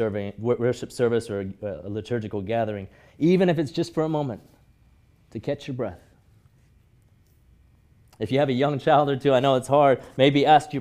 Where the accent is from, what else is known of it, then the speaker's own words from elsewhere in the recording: Hong Kong; I grew up in Hong Kong, going to church with my parents from as early as I could remember, every Sunday morning, whether I wanted to or not, whether I felt like it or not.